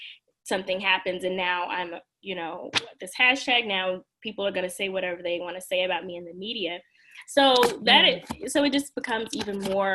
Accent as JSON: {"language": "English", "region": "Mississippi", "country": "United States", "tie": "born or raised there", "also_born_or_lived": "Louisiana", "accent": "Southern", "moved": "as an adult", "lives_now": "Washington, D.C., United States", "said": "I grew up in Mississippi, so there's plenty to be said about that, but I grew up in a suburban area"}